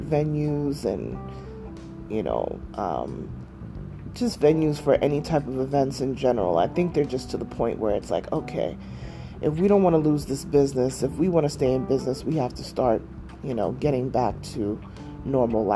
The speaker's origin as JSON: {"language": "English", "region": "New York", "country": "United States", "tie": "born or raised there", "moved": "yes", "said": "my hometown in New York"}